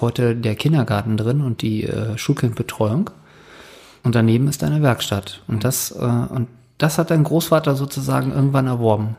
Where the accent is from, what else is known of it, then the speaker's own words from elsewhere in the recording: Northern Germany, Germany; moved away; bei uns im Norden